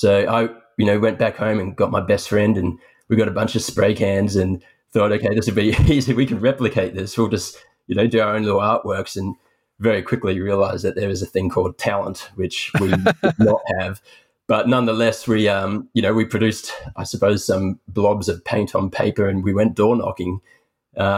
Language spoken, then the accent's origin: English; Sydney, New South Wales, Australia; born and raised in Sydney, Australia